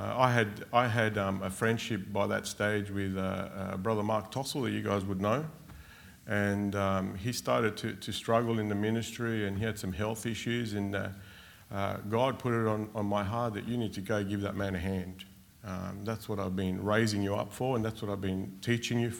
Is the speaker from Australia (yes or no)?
yes; Australia; also born or lived in Argentina; We came to Australia from Argentina when I was six.